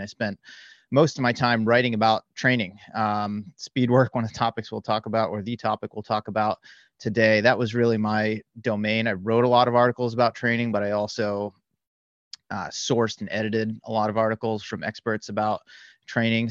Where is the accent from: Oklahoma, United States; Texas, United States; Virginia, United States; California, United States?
California, United States; the Bay Area; I am from the Bay Area. I live just north of San Francisco